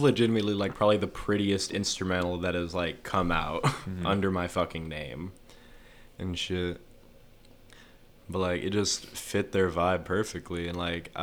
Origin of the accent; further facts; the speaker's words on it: Amarillo, Texas, United States; also born or lived in Mesa, Arizona; I was born in Mesa, Arizona, but whenever I was like, before I turned 2 years old, basically we moved to Amarillo because it was hot